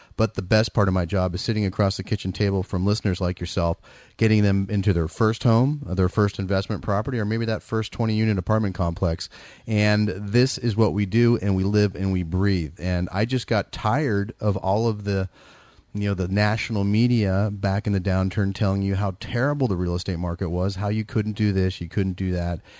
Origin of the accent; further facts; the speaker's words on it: San Francisco Bay Area, California, United States; I'm from the Bay Area